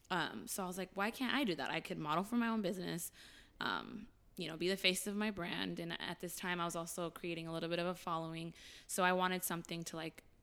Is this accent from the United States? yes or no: yes; Glendale, California, United States; Yes, I did.